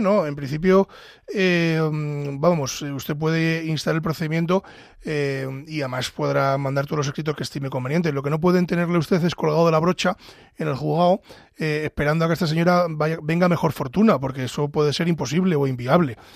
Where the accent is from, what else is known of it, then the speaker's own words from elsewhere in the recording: Ávila, Castile and León, Spain; soy de Ávila